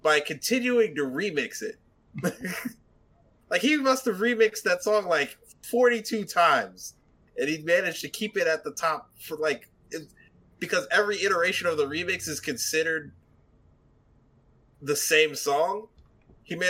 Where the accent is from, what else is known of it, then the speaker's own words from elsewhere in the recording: United States; We're your cousins from America.